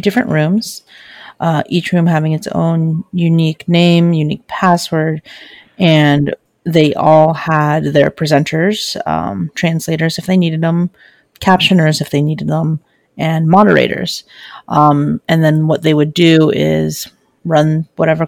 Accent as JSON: {"language": "English", "region": "California", "country": "United States", "said": "I am from California"}